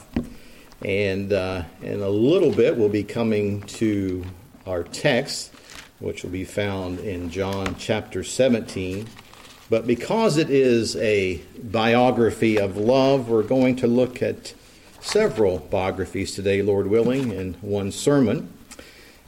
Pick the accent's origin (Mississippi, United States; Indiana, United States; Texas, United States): Indiana, United States; New Castle; moved away; this is my homeland. This is where I grew up